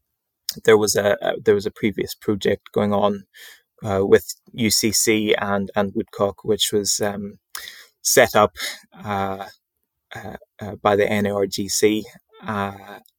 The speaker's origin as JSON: {"language": "English", "region": "Northern Ireland", "country": "United Kingdom", "tie": "born or raised there", "said": "near my home where I grew up in Northern Ireland, near to Loch Ness"}